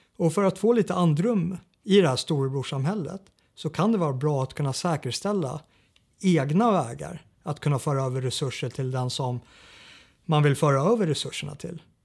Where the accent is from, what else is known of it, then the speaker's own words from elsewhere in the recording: Sweden; som svensk eh, regimkritiker